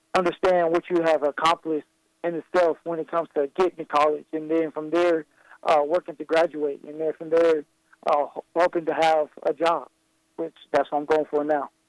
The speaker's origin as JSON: {"language": "English", "region": "Colorado", "country": "United States", "tie": "born or raised there", "said": "my home state"}